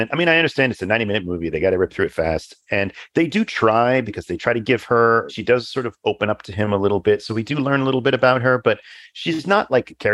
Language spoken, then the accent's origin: English; Canada; So, as a Canadian, my mind first jumps to the TN visa classification